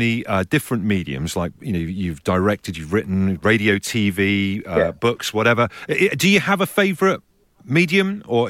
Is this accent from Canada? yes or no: no; Brixham, South West England, United Kingdom; I grew up in South Devon, in Brixham, in Devon